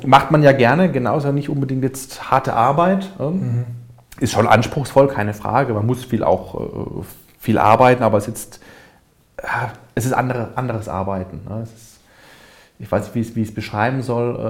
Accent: Karlsruhe, Baden-Württemberg, Germany; ich komme aus Karlsruhe, lebe in Karlsruhe.

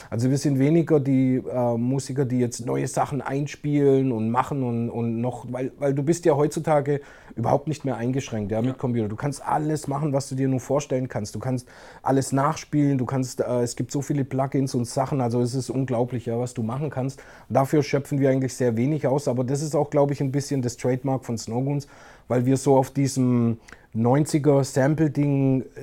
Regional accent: Crailsheim, Baden-Württemberg, Germany; Ich weiß noch, in Kralsheim, wo ich aufgewachsen bin, damals

